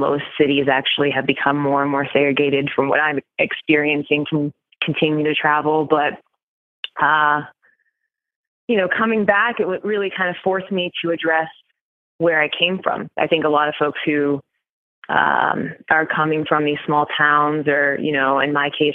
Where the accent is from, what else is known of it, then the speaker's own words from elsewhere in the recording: Appalachia, United States; I grew up in that area and, you know, I am a Black woman growing up in Appalachia